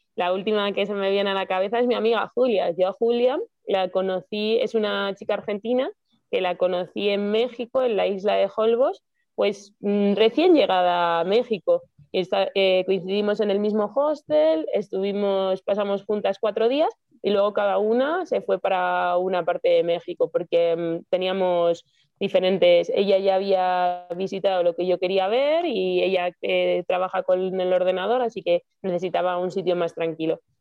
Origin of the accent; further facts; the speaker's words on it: Madrid, Community of Madrid, Spain; moved away; yo soy de Madrid